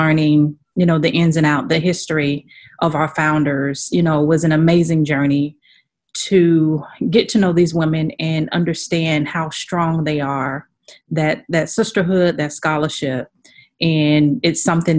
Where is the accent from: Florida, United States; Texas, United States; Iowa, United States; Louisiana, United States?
Florida, United States; Sarasota; Sarasota, Florida.